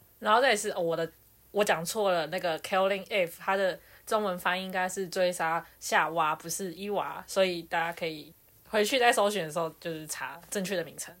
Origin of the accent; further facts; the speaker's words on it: Taiwan; 我就是台湾人